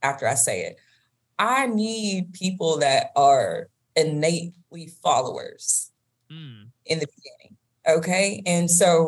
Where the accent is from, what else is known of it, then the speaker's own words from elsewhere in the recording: Georgia, United States; accent: Southern drawl; I'm from Georgia